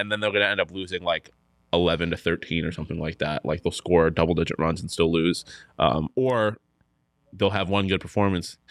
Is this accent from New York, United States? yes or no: yes; Buffalo, New York, United States; moved away; I'm from Buffalo, New York